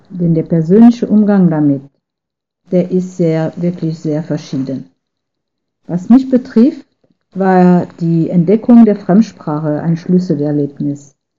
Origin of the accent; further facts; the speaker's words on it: France; German is a second language; now in Dortmund, Germany; Ich bin in Frankreich sozialisiert